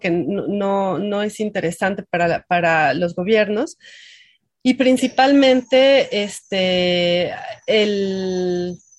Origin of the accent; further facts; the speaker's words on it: Mexico; somos muchísimos mexicanos